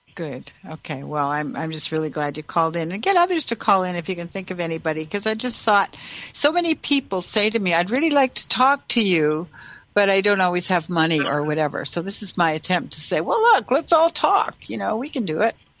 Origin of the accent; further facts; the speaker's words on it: Canada; now in United States; I'm also from Canada